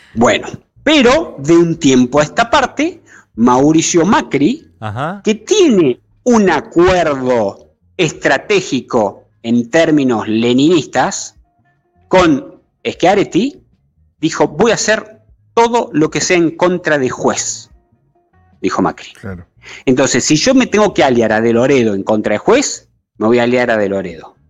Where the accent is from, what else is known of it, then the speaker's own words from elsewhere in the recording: Río Negro, Argentina; yo soy renegrino, así que no soy cordobés